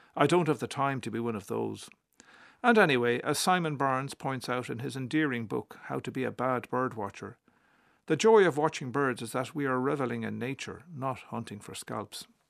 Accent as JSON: {"language": "English", "town": "Cork", "region": "Munster", "country": "Ireland", "tie": "born or raised there", "said": "when I was eight and growing up in Cork"}